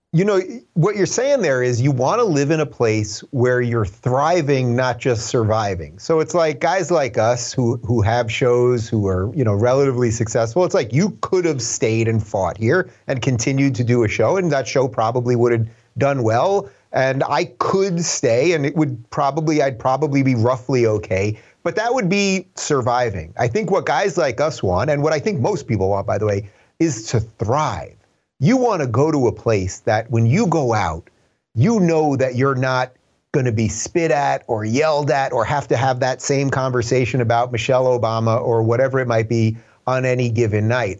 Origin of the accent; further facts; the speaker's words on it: Long Island, New York, United States; moved away as an adult; also born or lived in Brooklyn, New York / Manhattan, New York; now in Los Angeles, United States; I was born in seventy-six in Brooklyn. I grew up in the suburbs in Long Island